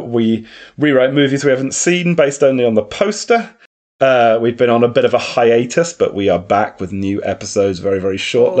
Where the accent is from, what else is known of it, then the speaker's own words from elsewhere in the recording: Ireland; Check out my streams. I'm Irish.